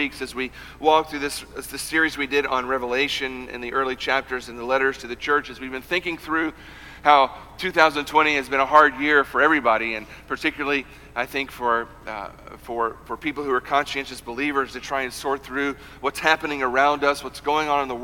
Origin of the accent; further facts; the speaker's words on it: United States; American Christians